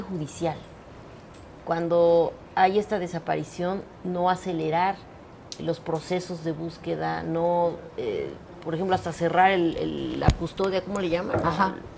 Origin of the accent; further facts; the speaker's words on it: Mexico City, Mexico; en Iztapalapa, que es de donde soy